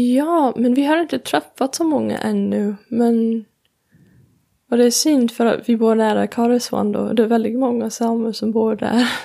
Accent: Colorado, United States; Swedish is a second language; now in Sweden; jag kommer från Colorado

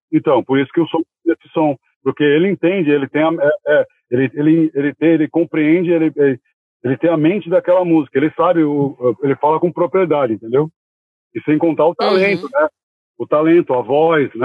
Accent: São Paulo, Brazil; eu sou natural da Zona Norte, né? Nascido e criado na Zona Norte. Sou criado da Zona Norte, de São Paulo.

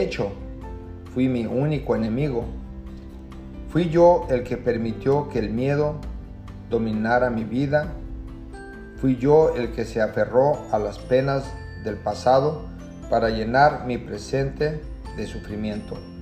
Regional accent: Jalisco, Mexico; now in Camarillo, United States; Me encuentro en la ciudad de Camarillo, California. Soy del estado de Jalisco.

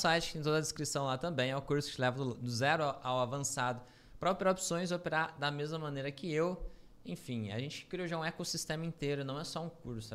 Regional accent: Brazil; A gente é brasileiro

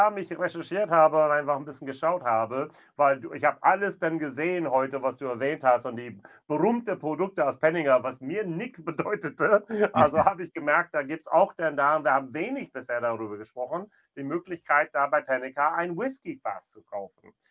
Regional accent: North Rhine-Westphalia, Germany; Dann gehen wir etwas in meine Heimat ein bisschen in der Nähe jetzt hier, also zwischen Bonn und Siegen.

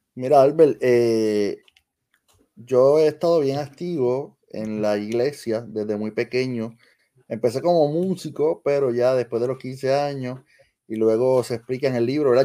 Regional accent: Lajas, Puerto Rico; la Escuela Superior de Lajas, que es mi pueblo natural

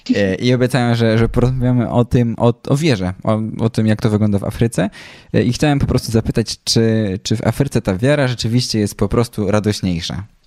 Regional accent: Poland; jesteśmy z Polski

